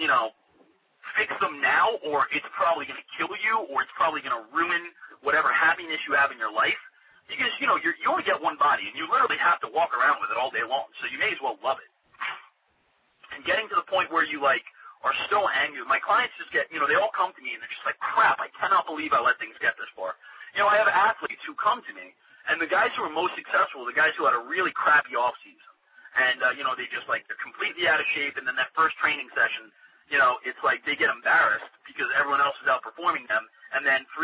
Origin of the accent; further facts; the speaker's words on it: New York, United States; I'm from New York